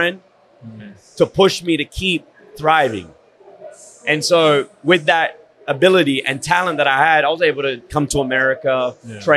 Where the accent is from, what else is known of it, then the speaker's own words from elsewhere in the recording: Sydney, New South Wales, Australia; moved away as an adult; now in Miami, United States; I grew up in Sydney, Australia, born and bred, got into boxing at the age of 12